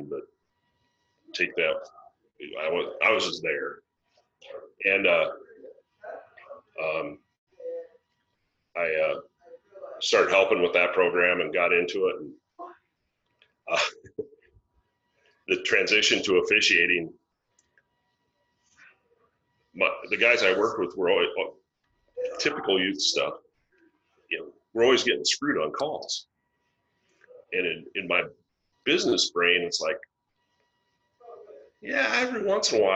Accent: West Central Iowa, United States; We're farm boys from West Central Iowa

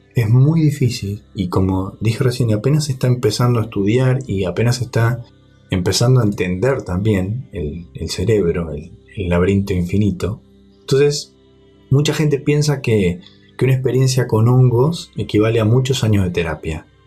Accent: Argentina; en Argentina, en mi país

